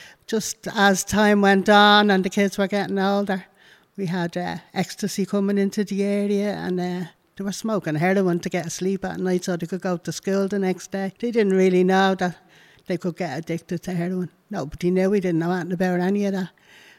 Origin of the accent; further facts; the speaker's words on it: Dublin, Leinster, Ireland; I was brought up in Dublin. I was the oldest of seven.